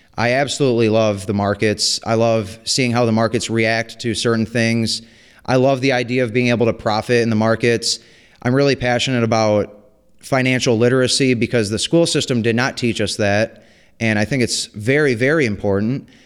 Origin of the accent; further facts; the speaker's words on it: White Lake, Michigan, United States; I grew up in White Lake, Michigan